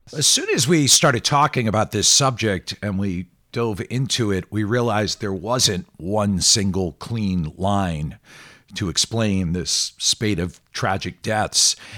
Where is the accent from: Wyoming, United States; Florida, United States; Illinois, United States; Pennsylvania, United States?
Pennsylvania, United States; Philadelphia; Philadelphia, which is my hometown